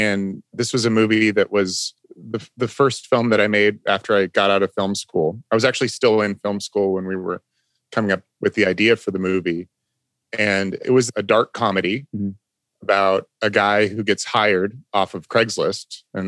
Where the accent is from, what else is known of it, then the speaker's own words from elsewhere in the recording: Grass Valley, California, United States; I grew up in Northern California, in this town called Grass Valley